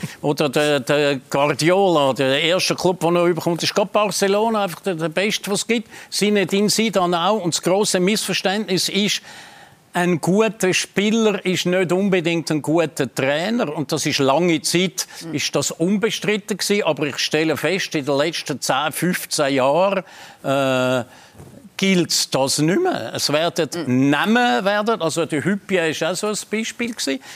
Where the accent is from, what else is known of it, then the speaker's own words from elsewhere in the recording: Switzerland; wir Schweizer